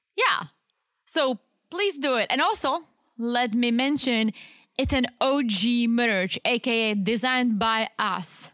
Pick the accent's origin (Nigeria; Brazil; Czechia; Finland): Czechia; English is a second language; moved away; me growing up in Czech